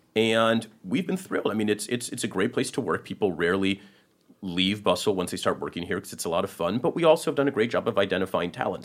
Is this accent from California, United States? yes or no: yes; Silicon Valley, California, United States; I grew up in Silicon Valley